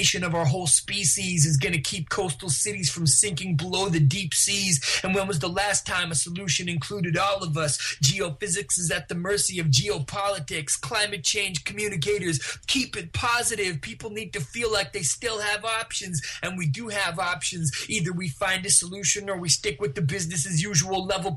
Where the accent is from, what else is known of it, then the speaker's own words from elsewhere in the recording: Vancouver, British Columbia, Canada; also born or lived in New Westminster; I grew up in New Westminster and in East Vancouver